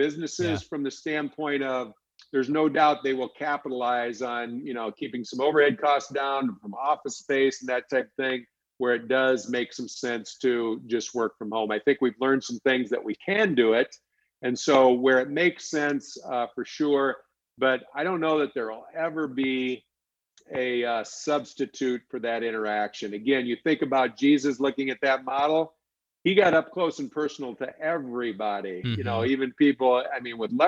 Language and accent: English; Alexandria, Minnesota, United States; I'm from Alexandria, Minnesota.